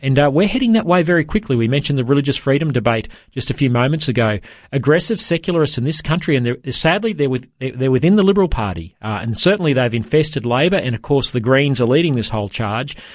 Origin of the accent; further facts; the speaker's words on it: Toowoomba, Queensland, Australia; my hometown of Toowoomba